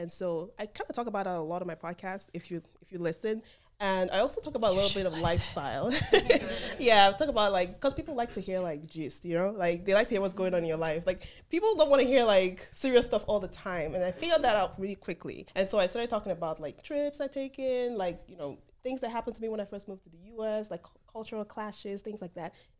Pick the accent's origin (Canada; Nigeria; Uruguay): Nigeria; moved away as an adult; now in United States; So I come from a family of all girls, and I'm the last of, I have five sisters. And growing up in Nigeria